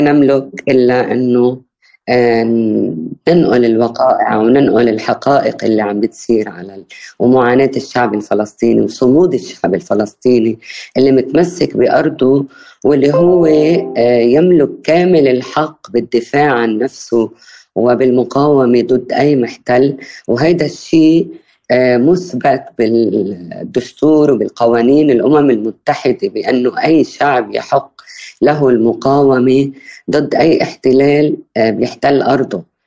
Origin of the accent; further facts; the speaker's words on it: Bint Jbeil, Nabatieh Governorate, Lebanon; بالقرب من مدينة بنت جبيل اللي هي ضيعتي